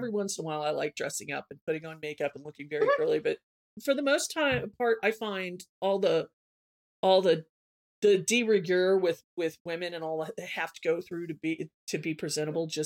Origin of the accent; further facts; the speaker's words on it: Southern United States, United States; I'm from the South, but my parents are liberals.